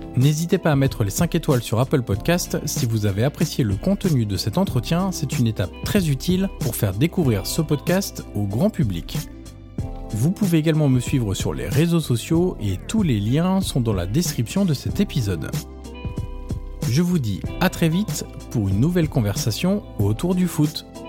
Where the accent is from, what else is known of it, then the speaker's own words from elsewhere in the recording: Marseille, Provence-Alpes-Côte d'Azur, France; En tant que Marseillais